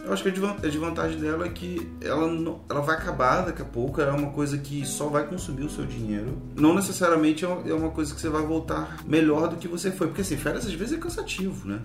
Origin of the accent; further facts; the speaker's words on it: Rio de Janeiro, Brazil; a gente é do Rio